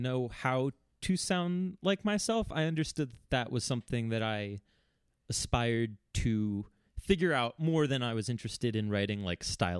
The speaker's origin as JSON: {"language": "English", "town": "Philadelphia", "region": "Pennsylvania", "country": "United States", "tie": "born or raised there", "said": "growing up in Philadelphia in the late 2000s was like DIY sort of like math rock music was just everywhere."}